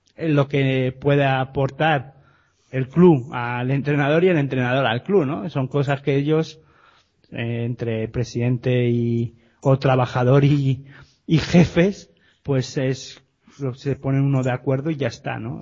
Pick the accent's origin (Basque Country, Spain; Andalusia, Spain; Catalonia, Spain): Basque Country, Spain; Gipuzkoa; mi tierra